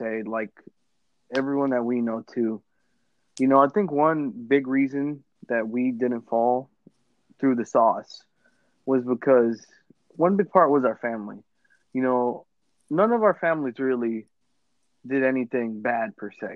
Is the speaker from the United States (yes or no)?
yes; Lawrence, United States; growing up in Lawrence, I went through a lot of middle schools